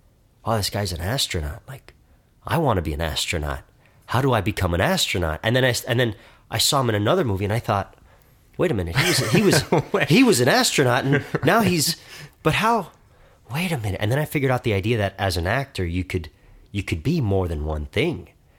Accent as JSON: {"language": "English", "town": "Miami", "region": "Florida", "country": "United States", "tie": "born or raised there", "said": "Miami, Florida."}